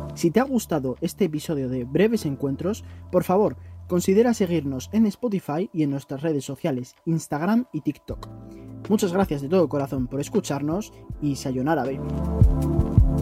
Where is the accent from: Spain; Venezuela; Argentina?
Spain; en mi país, por lo menos a España